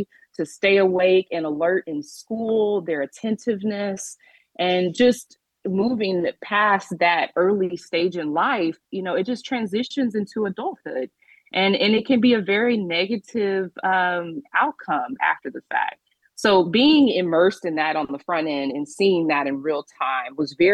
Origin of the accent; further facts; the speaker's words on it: Arlington, Texas, United States; grew up in Arlington, Texas